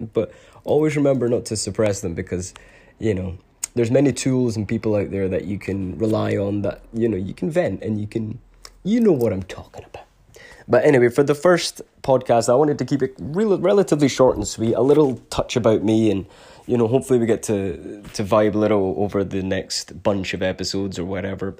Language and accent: English; Scotland, United Kingdom; I was born in Scotland